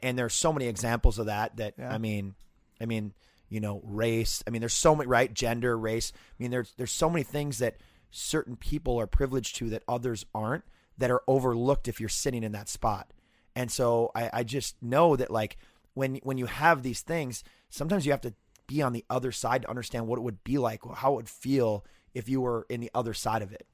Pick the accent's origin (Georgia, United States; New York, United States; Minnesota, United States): Minnesota, United States; Fridley; growing up in Fridley